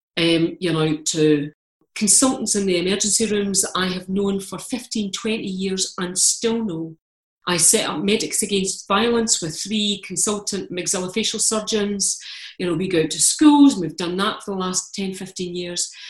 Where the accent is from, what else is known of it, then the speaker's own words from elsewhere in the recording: Scotland, United Kingdom; I'm Scottish. I'm Calvinist.